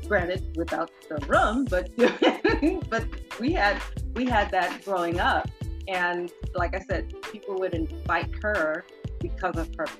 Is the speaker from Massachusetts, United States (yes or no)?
yes; Boston, Massachusetts, United States; also born or lived in Honduras / Cambridge, Massachusetts; I was born in Honduras. I came here when I was really young. I was about 3-4, around that age. And I grew up in Boston